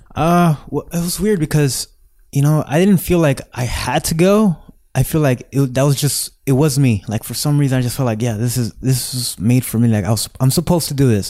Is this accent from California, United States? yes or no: yes; Los Angeles, California, United States; I grew up right here in Echo Park